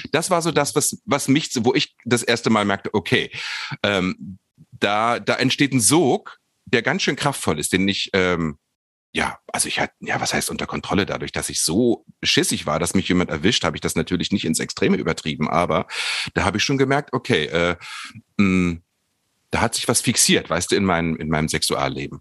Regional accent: Harz edge, Lower Saxony, Germany; ich bin am Harzrand aufgewachsen, auf dem Land

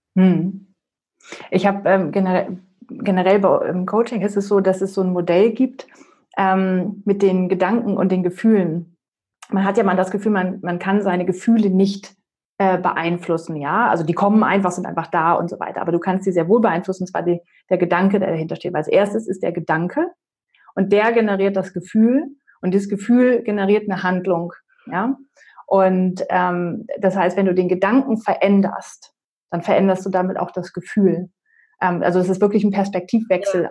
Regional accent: Northern Germany, Germany; also born or lived in North Carolina, United States; now in Palatinate, Germany; ich komme ursprünglich aus Norddeutschland und dann sind wir in die Pfalz gezogen

